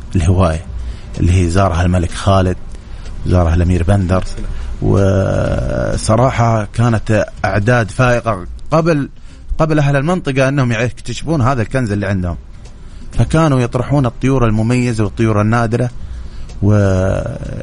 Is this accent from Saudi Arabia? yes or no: yes; Saudi Arabia; عندنا في السعوديه